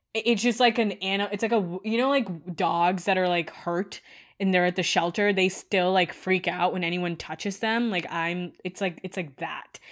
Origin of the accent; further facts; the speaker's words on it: India; moved away; I grew up in India